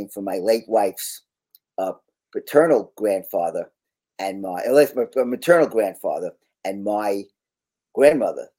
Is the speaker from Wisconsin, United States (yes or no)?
no; Long Island, New York, United States; moved away as an adult; now in Washington, D.C., United States; I'm a native New Yorker. I grew up on Long Island. I wound up moving to Washington, D.C. 36 years ago